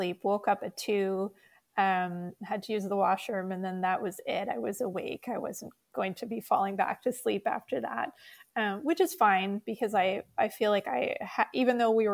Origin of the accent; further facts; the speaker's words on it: Winnipeg, Manitoba, Canada; we're from Winnipeg